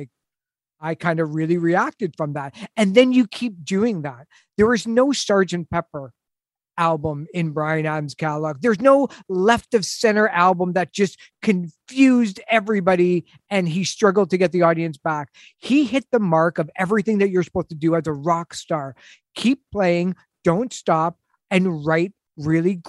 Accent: Canada; as a Canadian

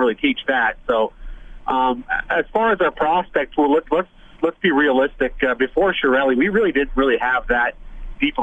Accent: Windsor, Ontario, Canada; now in Phoenix, United States; Growing up in Windsor, Ontario

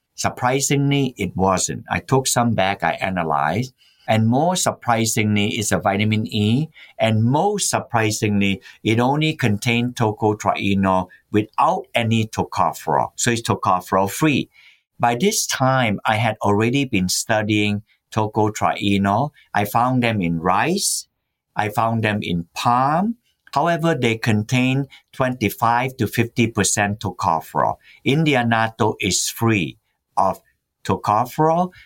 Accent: Malaysia; also born or lived in Massachusetts, United States; now in United States; I was born in Malaysia when it was called the Malay Peninsula

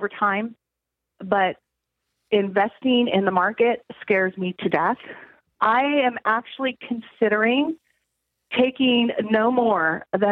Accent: California, United States; moved away as an adult; now in Atlanta, United States; I moved to Georgia a year ago. I'm actually born and bred in California.

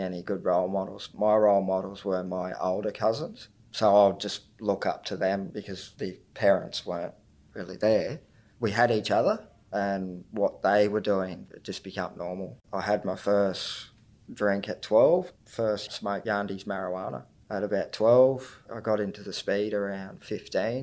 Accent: Tweed Heads, New South Wales, Australia; I'm from Tweed Heads, Minjimbul, Bundjalung country, which is down south on the border of Queensland and New South Wales.

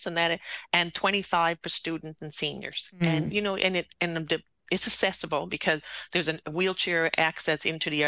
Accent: St. John's, Newfoundland and Labrador, Canada; being a townie

